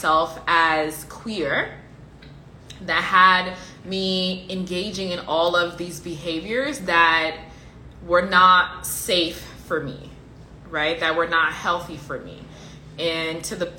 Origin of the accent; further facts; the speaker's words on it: Liberia; I'm from Liberia, I'm African.